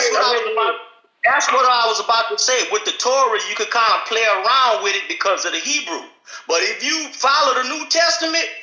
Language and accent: English; Louisiana, United States; I'm from Louisiana, so